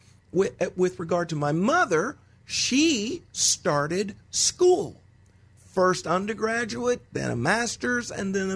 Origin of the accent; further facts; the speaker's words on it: Texas, United States; I was born in Texas